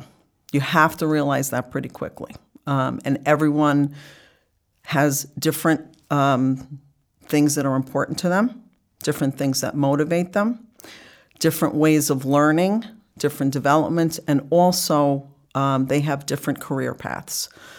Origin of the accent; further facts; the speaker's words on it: North Bergen, New Jersey, United States; moved away; also born or lived in Florida / New York; So I grew up in North Bergen, New Jersey.